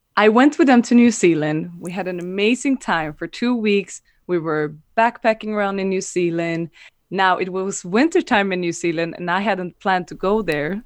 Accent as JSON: {"language": "English", "country": "Sweden", "moved": "as an adult", "lives_now": "Amsterdam, Netherlands", "said": "I'm originally from Sweden, but been living in Amsterdam for the last two years."}